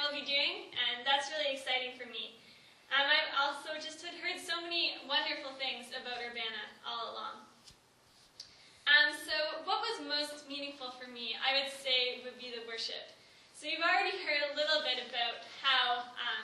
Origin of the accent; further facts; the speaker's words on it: Kentville, Nova Scotia, Canada; I am from Kentville, Nova Scotia.